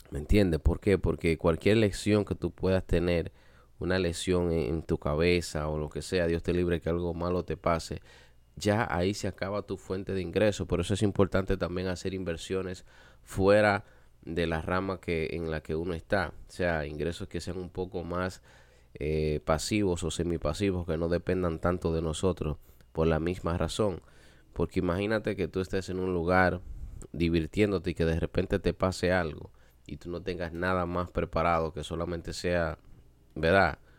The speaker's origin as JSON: {"language": "Spanish", "country": "Dominican Republic", "said": "nosotros como latinos, como dominicanos, siempre tenemos, como se dice por ahí, la sangre caliente."}